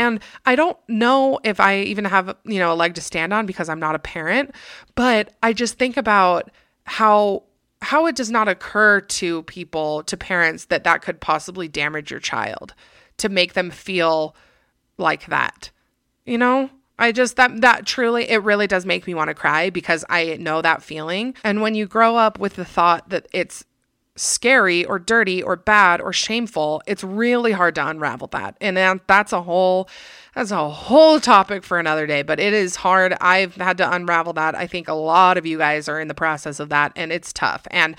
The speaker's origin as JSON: {"language": "English", "region": "Texas", "country": "United States", "said": "So I'm from Texas, and I met this guy."}